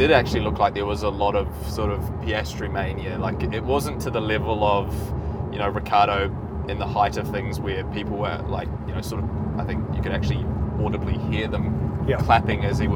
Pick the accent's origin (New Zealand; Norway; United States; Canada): New Zealand; accent: Kiwi; I don't know if people can tell from my accent, but I'm obviously Kiwi